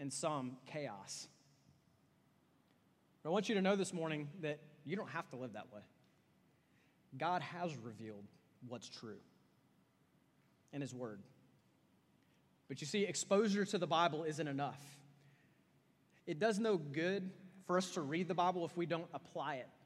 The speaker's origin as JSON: {"language": "English", "town": "Austin", "region": "Texas", "country": "United States", "said": "I'm from Austin, Texas, and Austin, Texas is famous for hipsters"}